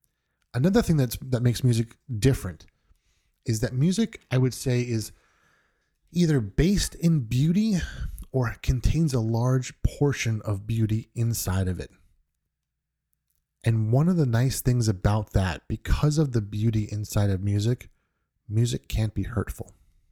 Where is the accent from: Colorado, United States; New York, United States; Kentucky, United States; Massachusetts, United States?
New York, United States; I'm originally from New York. I don't really have the typical New York accent.